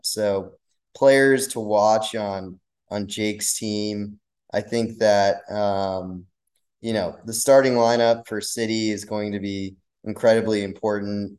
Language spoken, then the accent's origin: English; Wisconsin, United States; now in Miami, United States; I'd go with Wisconsin. That's where I grew up